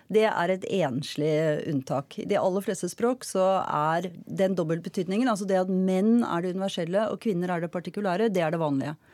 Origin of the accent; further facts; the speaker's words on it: Norway; Jeg kan gå mann av huse, og jeg er nordmann.